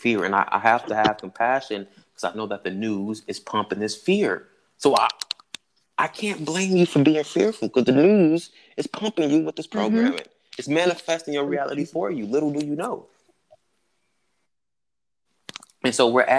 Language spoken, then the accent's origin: English; Chicago, Illinois, United States; I'm from Chicago.